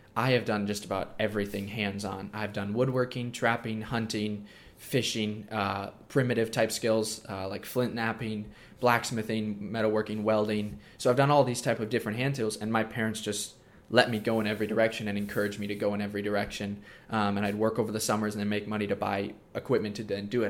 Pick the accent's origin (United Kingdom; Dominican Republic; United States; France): United States; Minnesota; also born or lived in Coeur d'Alene, Idaho; I live in Minnesota, and I've been homeschooled my whole life